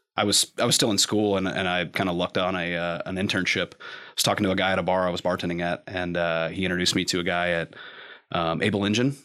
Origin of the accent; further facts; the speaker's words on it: Lexington, Kentucky, United States; also born or lived in Cleveland, Ohio; from Lexington I was actually born in Cleveland, and then we moved back down here like six weeks